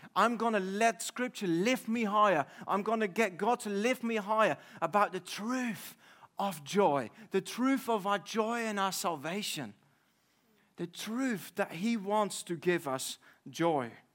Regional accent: Netherlands; moved away as an adult; now in United Kingdom; I'm from the Netherlands.

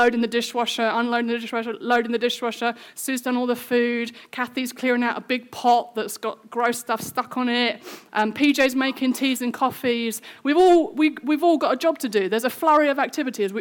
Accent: United Kingdom; we're British

